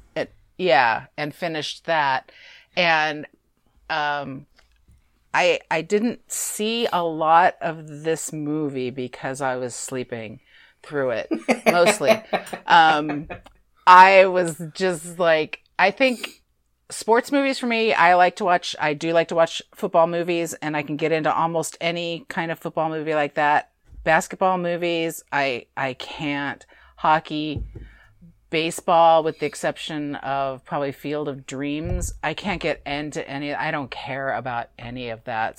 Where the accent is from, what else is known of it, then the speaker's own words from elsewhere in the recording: California, United States; We're from California